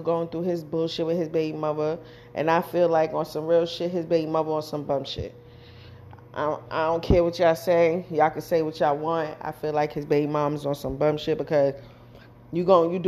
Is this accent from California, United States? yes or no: no; New York, United States; I'm from New York